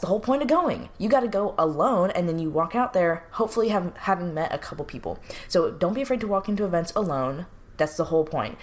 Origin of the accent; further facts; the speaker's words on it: New York, United States; moved away as an adult; also born or lived in California; I'm from New York, so I was obviously away from home